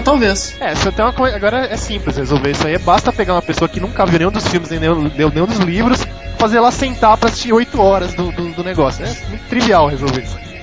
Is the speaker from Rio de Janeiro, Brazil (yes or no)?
no; São Paulo, Brazil; eu sou paulista, tô. Não paulistano, detalhe. Sou paulista e, e moro em São Paulo